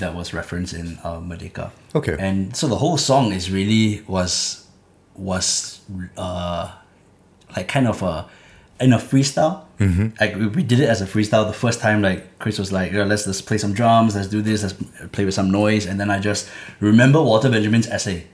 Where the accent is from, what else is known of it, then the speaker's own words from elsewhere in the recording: Singapore; where I was growing up in Clementi